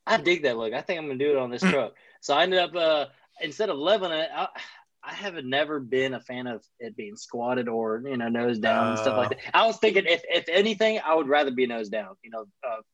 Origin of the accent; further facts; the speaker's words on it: Louisiana, United States; I'm down from Louisiana